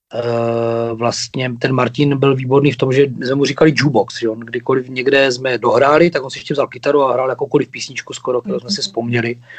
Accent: Ostrava, Moravian-Silesian Region, Czechia; jsme Ostraváci

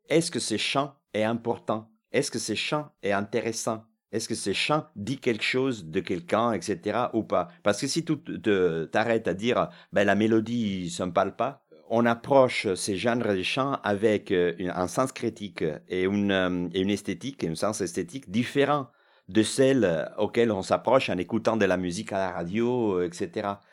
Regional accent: Milan, Lombardy, Italy; born or raised there; French is a second language; now in France

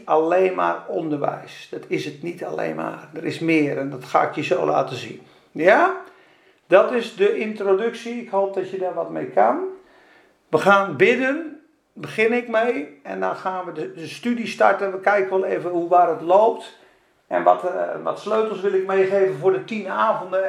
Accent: Spakenburg, Utrecht, Netherlands; moved away as an adult; also born or lived in Zeeland / Rotterdam / Amsterdam; Ik ben geboren in Spakenburg. En de eerste twintig jaar van mijn leven een beetje in de kerk.

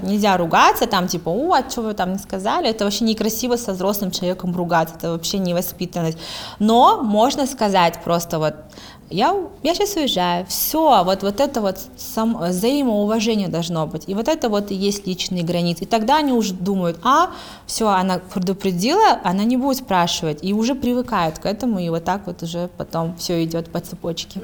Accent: Kazakhstan

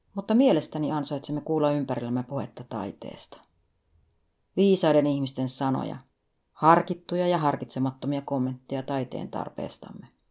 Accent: Finland; Lapsuuteni Suomessa

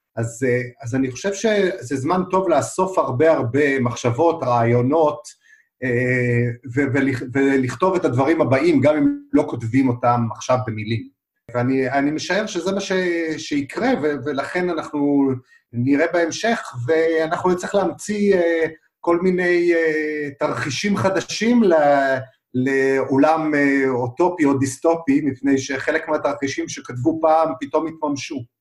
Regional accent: Arad, Southern District, Israel; also born or lived in Beersheba; נולדתי בעיר ערד, זו עיר, אבל בעצם גדלתי ככה על הקרוב מאוד למצפה שמביט על, ה, על הבריכות של ים המלח

